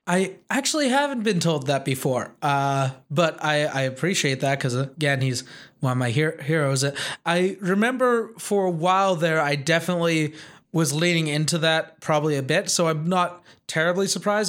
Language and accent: English; Wolseley, Saskatchewan, Canada; born or raised there; moved away